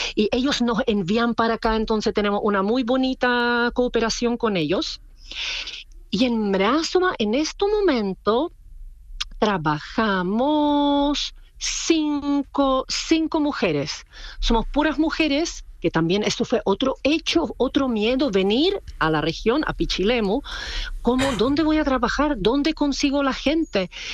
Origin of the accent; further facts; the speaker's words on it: Czechia; Spanish is a second language; moved away as an adult; now in Chile; yo no soy chilena, yo soy de República Checa